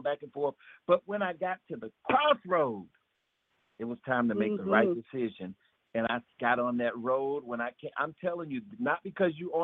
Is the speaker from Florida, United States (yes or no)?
yes; Florida, United States; I'm from Florida and I got a little country in me